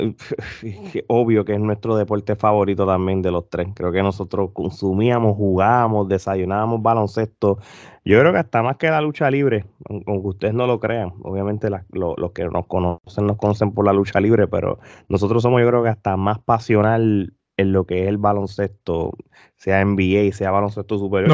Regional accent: Puerto Rico; now in United States; nosotros siempre estamos conectado a, Puerto Rico

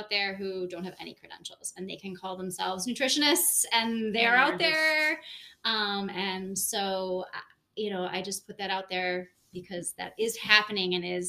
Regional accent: Buffalo, New York, United States; moved away as an adult; now in Rochester, United States; We grew up together in Buffalo

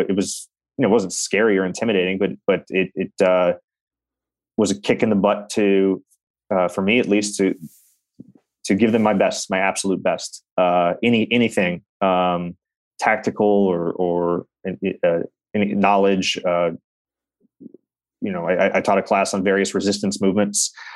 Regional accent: Reno, Nevada, United States; my hometown of Reno, Nevada

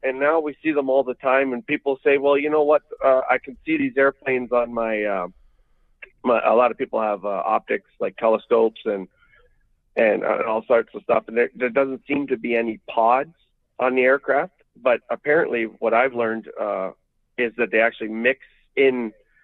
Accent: Canada; as a Canadian right now

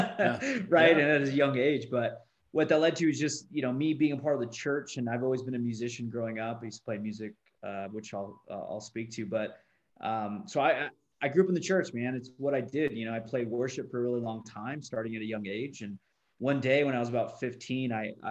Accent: California, United States; now in Utah, United States; Born and raised in California, now I live in Utah, out of all places

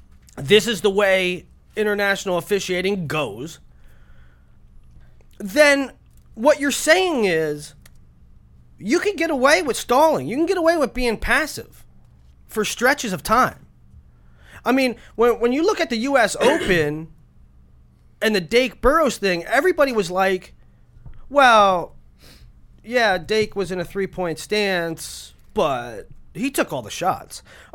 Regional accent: United States; I don't think that it's because I'm American and I'm used to watching folk.

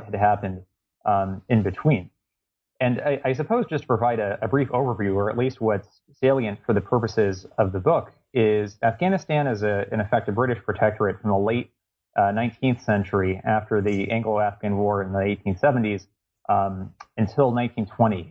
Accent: Los Angeles, California, United States; moved away as an adult; also born or lived in East Coast (Princeton, New Jersey); I grew up in the Los Angeles area and ended up coming to the East Coast for university.

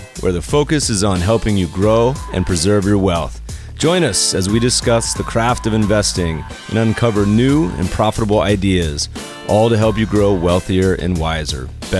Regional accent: North Carolina, United States; now in Los Angeles, United States; We're both from North Carolina, so spent many a summers in Winston-Salem and other places.

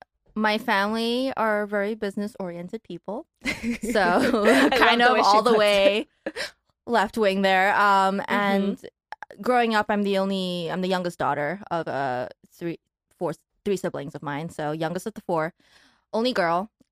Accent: Malaysia; moved away as an adult; also born or lived in Taiwan; now in Los Angeles, United States; Yeah, I was born in Taiwan, grew up in Malaysia, and then moved to the U.S. about 5 years ago to go to NYU.

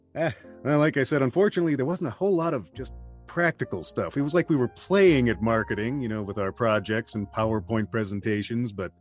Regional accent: southeast Wisconsin, United States; also born or lived in Milwaukee, Wisconsin; I have been living in Wisconsin my entire life. I was born in Milwaukee, and uh, probably lived in eight different locations following my dad's job, but always somewhere in usually southeast Wisconsin

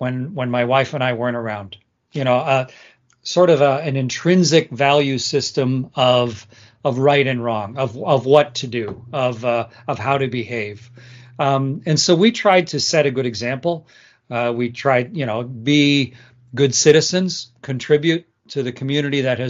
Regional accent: Canada; I'm Canadian

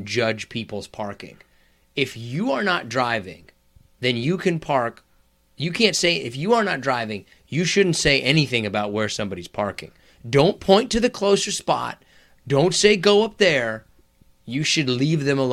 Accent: Kansas, United States; I grew up in Kansas

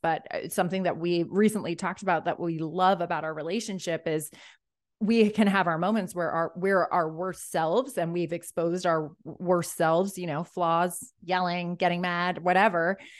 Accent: Ireland; I think I'm Irish

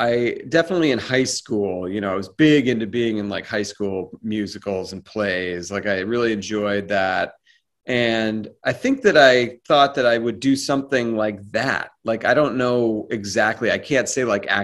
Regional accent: Boston, Massachusetts, United States; also born or lived in Cape Cod, Massachusetts; I grew up around Boston.

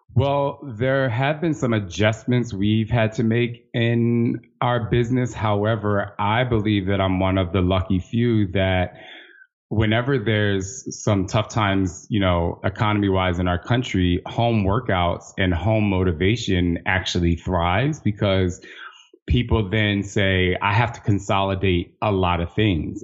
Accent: New Jersey, United States; moved away as an adult; also born or lived in Los Angeles; I'm from Jersey, so I'm literally on the other side of the country

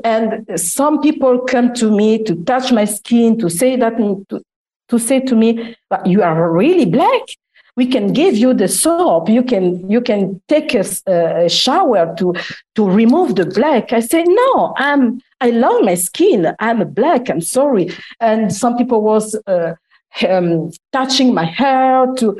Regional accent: Italy; 17. And 2 years after, I come from Italy, just after the war.

